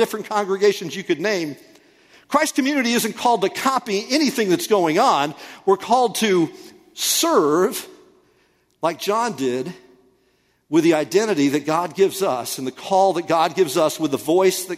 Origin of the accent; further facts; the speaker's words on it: United States; we, as American people